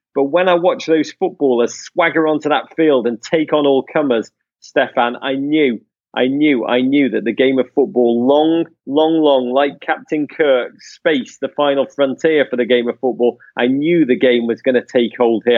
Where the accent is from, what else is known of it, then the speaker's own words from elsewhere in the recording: England, United Kingdom; I grew up in England around the time the Premier League started in nineteen ninety-two